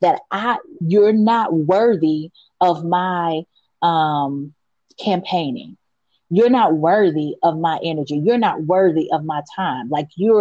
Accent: United States; I was born in America. I have been here all my life

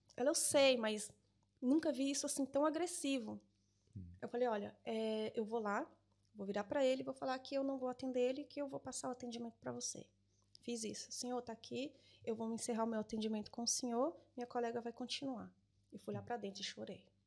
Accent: Brazil; moved away as an adult; also born or lived in Cork, Ireland; now in Portugal; eu sou brasileira

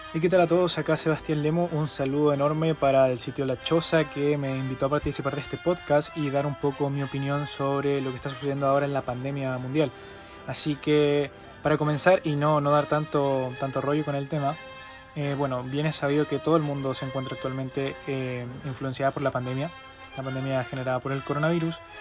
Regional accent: Chile; en mi país, Chile

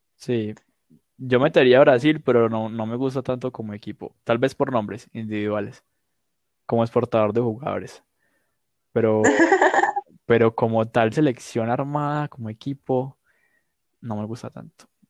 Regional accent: Medellín, Antioquia, Colombia; yo nací acá, yo me crio acá

